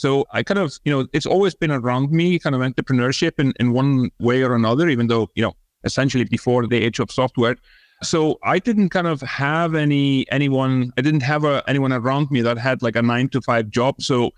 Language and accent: English; Iceland; English is a second language; So, yeah, born and bred in Iceland. That's where my funny name and funny accent comes from. I actually grew up in the countryside. So, you know, spent a lot of time on my grandparents' farm.